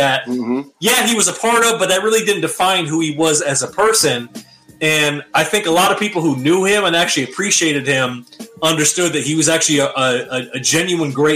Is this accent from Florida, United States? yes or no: no; Michigan, United States; growing up in Michigan